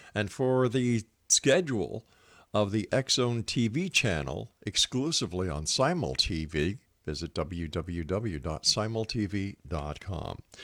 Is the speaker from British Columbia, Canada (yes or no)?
no; Montreal, Quebec, Canada; now in Hamilton, Canada; I moved to Ontario from Montreal, where I'm originally from